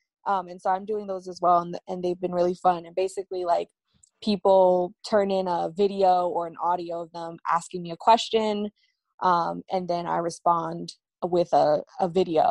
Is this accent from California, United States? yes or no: no; New York City, New York, United States; I'm from Brooklyn.